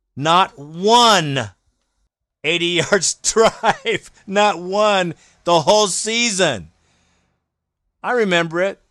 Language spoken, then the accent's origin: English; Alabama, United States; I was born in Alabama